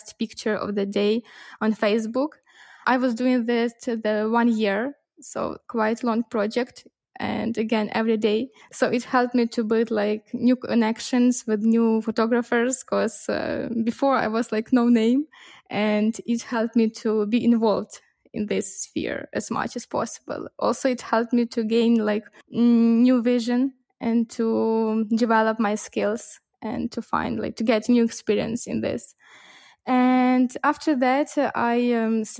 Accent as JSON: {"language": "English", "town": "Lviv", "region": "Lviv Oblast", "country": "Ukraine", "said": "I'm from western part of Ukraine. I'm from Lviv."}